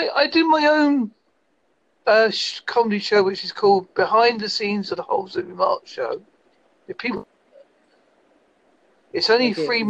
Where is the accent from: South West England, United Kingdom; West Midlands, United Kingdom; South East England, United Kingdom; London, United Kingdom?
South West England, United Kingdom; Holsley; Yes, I am from Holsley, which is in Devon, United Kingdom.